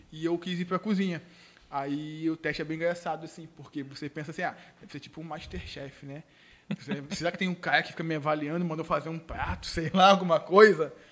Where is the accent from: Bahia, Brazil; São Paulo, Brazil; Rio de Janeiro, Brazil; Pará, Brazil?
Rio de Janeiro, Brazil; muitos não acreditaram que realmente é, eu vim do Rio e tudo mais